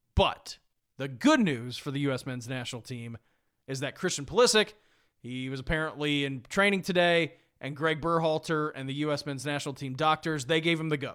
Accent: United States; I'm an American and a Patriot

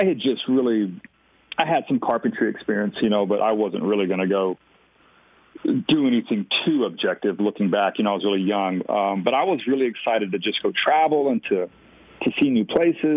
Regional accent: Texas, United States; We grew up in a tiny little town just outside of Austin

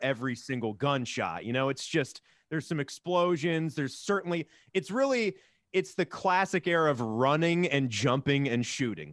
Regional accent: Virginia, United States; I grew up in Virginia where we had Paramount's King's Dominion

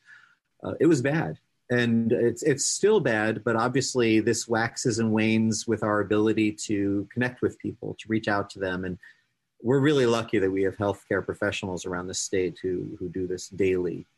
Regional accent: New York, United States; now in Ohio, United States; I'm a New Yorker originally

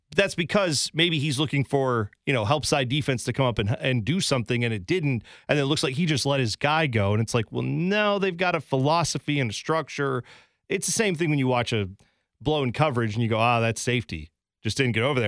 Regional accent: Columbus, Ohio, United States; I grew up in Columbus.

